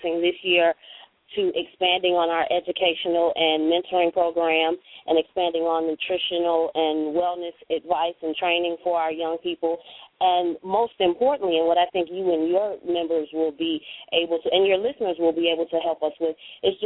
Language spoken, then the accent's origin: English; Chicago, Illinois, United States; I am in Chicago on the south side, born and raised in Chicago